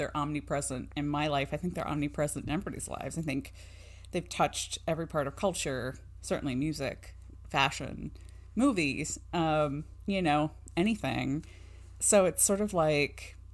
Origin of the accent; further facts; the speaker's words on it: Ohio, United States; I grew up in Ohio